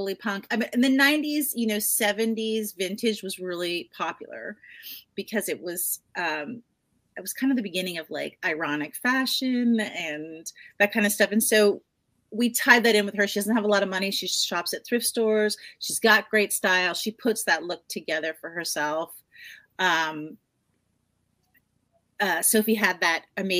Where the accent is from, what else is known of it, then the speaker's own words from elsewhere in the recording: New Jersey, United States; now in California, United States; I grew up in New Jersey